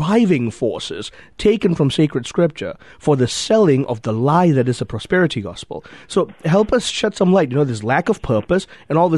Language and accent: English; Malaysia; I grew up in Malaysia.